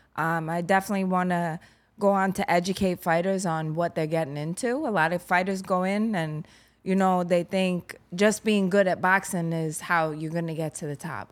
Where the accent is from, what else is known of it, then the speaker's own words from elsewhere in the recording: New York City, New York, United States; I grew up in Garrettson Beach